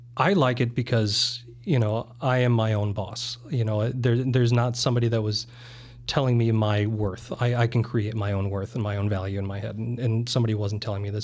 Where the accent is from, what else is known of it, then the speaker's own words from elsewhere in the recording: South Dakota, United States; also born or lived in Germany; I was born in Germany. I lived there in the first, first ten years of my life. Uh, my mom was from South Dakota, of all places. So, uh, when my parents separated, that's where we went back to. So the formative years were in South Dakota.